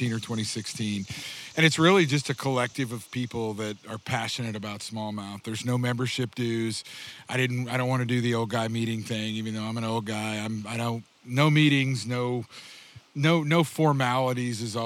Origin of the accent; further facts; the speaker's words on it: Republic, Missouri, United States; also born or lived in Alaska; I grew up about 30 miles east of where we are, or west of where we are right now, and outside of a little town called Republic